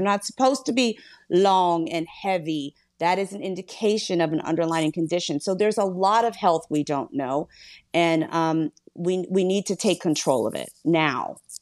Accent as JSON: {"language": "English", "town": "Philadelphia", "region": "Pennsylvania", "country": "United States", "said": "I'm from Philly"}